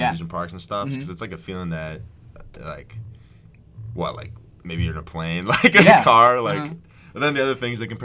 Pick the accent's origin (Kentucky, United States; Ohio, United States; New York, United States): Ohio, United States; Cleveland; moved away as an adult; now in Philadelphia, United States; I'm from Cleveland, Ohio